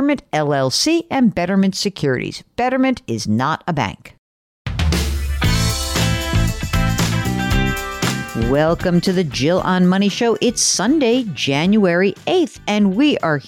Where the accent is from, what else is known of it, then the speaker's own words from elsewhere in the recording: New York, United States; I'm from New York.